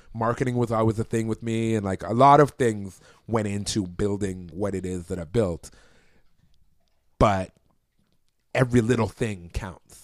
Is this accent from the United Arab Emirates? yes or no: no; Toronto, Ontario, Canada; I'm from Toronto